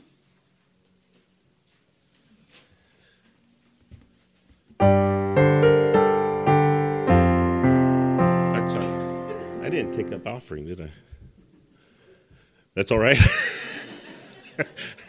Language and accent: English; Colorado, United States; growing up in Colorado, they would talk about zephyrs